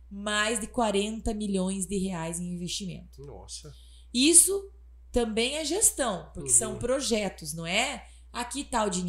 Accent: Palmas, Paraná, Brazil; now in Água Boa, Brazil; eu sou de Palmas

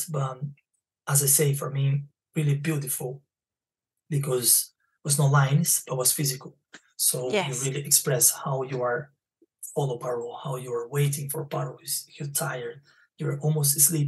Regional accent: Brazil; English is a second language; also born or lived in Spain; now in London, United Kingdom; because I'm from Brazil and I speak Spanish, the accent.

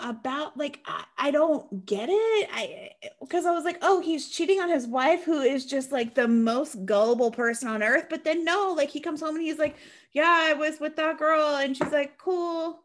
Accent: Washington, United States; I'm from Washington

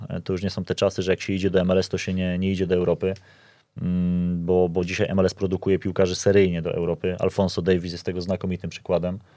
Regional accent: Poland; jestem z Polski

